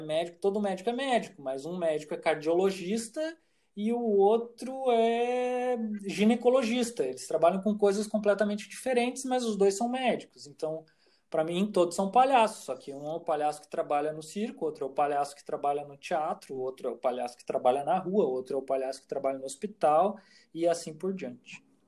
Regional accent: Santa Maria, Rio Grande do Sul, Brazil; also born or lived in Porto Alegre; eu nasci em Porto Alegre, mas vim para Santa Maria muito cedo e aqui me criei

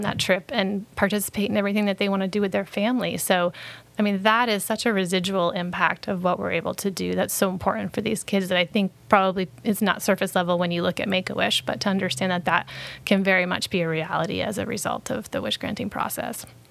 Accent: Brunswick, Maine, United States; I grew up in Brunswick

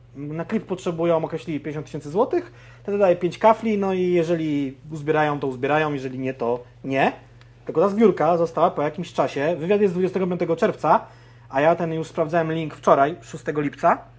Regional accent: Konin, Greater Poland, Poland; jestem z Konina, więc też jakby Wielkopolska miała to na mnie wpływ

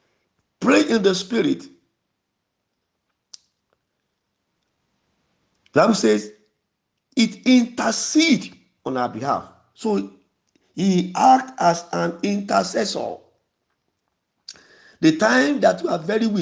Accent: Yorubaland, Nigeria; first language Yoruba; English is a second language; We are from the same place.

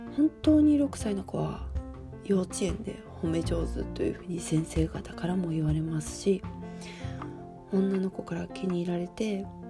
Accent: Fukuoka, Japan; moved away; 私の田舎、博多

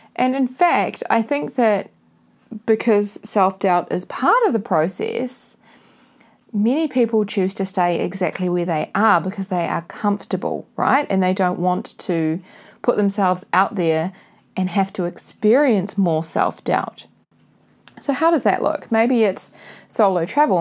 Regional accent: New Zealand; This is being recorded from my hometown, New Zealand

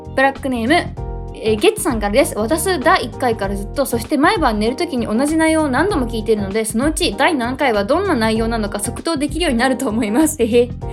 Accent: Kanagawa, Japan; 私神奈川県出身なんですけど

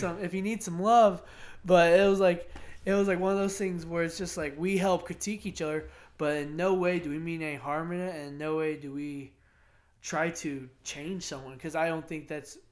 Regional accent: Plymouth, United States; also born or lived in Greenwich; growing up in Greenwich, going to Plymouth schools, living in Plymouth

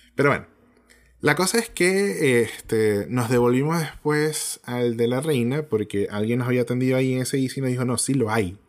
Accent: Venezuela; now in Chile; nosotros como venezolanos

